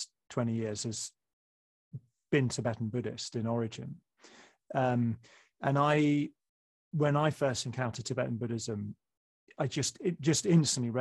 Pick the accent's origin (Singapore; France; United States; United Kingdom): United Kingdom; England; I'm English.